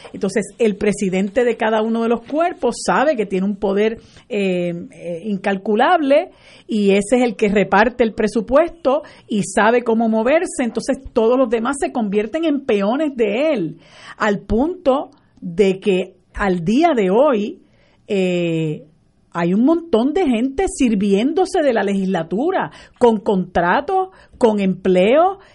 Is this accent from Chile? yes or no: no; Puerto Rico; nosotros somos colonia de los Estados Unidos